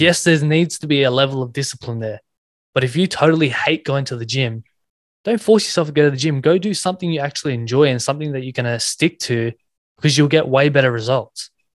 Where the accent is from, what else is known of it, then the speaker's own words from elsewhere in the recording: Sydney, New South Wales, Australia; I grew up in Western Sydney, um, New South Wales